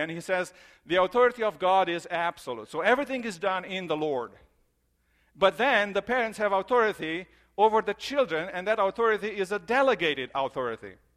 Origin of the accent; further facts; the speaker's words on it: Romania; moved away; I grew up in Romania